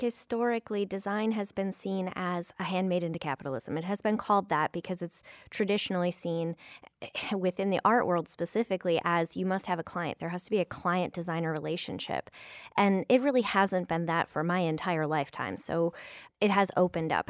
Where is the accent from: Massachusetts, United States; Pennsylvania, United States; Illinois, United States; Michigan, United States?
Michigan, United States; Flint; now in Toledo, United States; in Flint, Michigan, my hometown